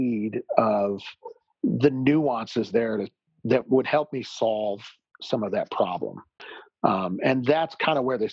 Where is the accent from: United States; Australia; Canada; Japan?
United States; Salt Lake City, Utah; also born or lived in Jackson Hole, Wyoming; I grew up in Salt Lake City, Utah